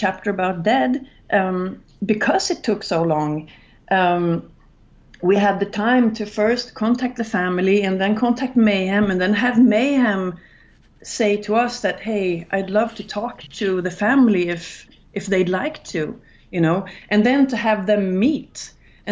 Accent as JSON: {"language": "English", "town": "Gothenburg", "region": "Västra Götaland", "country": "Sweden", "tie": "born or raised there", "said": "I'm from Gothenburg, and like all my teenage friends were the band that became the Gothenburg death metal scene"}